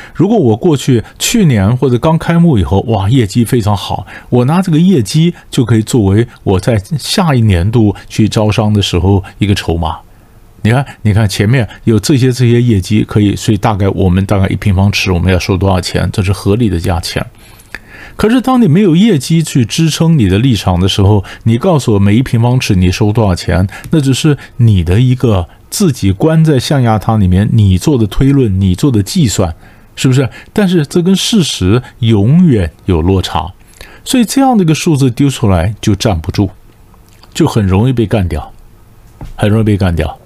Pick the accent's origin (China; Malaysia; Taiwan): Taiwan; 我被新加坡人一脚踢出来，一脚踢出来说你们台湾人就是没水准